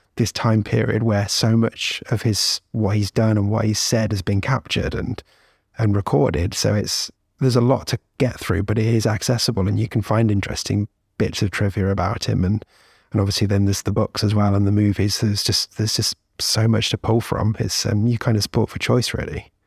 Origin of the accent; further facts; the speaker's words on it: United Kingdom; as a Brit